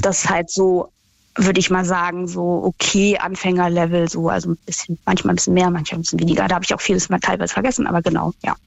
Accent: Berlin, Germany; ich bin ja Berlinerin

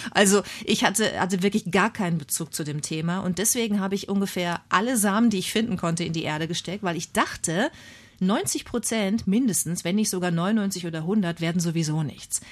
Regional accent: Bad Lippspringe, North Rhine-Westphalia, Germany; accent: East Westphalian; moved away as an adult; also born or lived in Münster / Hamburg; ich bin äh, sehr ländlich aufgewachsen in Nordrhein-Westfalen, in Ostwestfalen am Teutoburger Wald

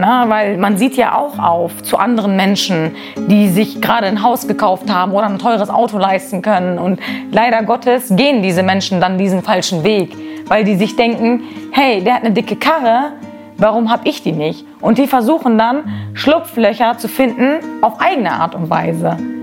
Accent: Germany; das ist meine Heimat

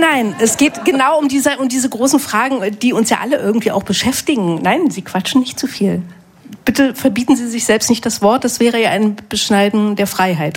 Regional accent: Germany; ich bin in der DDR groß geworden

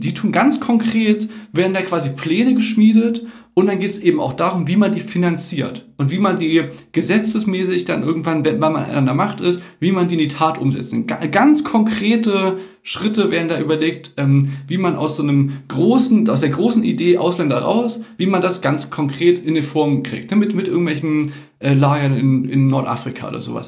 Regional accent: Chemnitz, Saxony, Germany; bei uns in Chemnitz

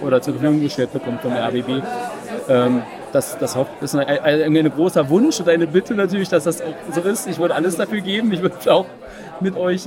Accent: Lusatia, Germany; ich bin eigentlich aus der Lausitz

